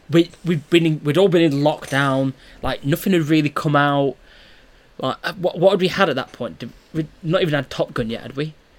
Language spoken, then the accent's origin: English; United Kingdom; we're two British guys.